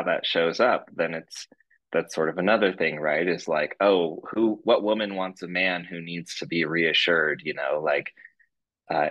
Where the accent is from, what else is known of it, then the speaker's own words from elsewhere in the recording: Northern California, United States; I was born in Northern California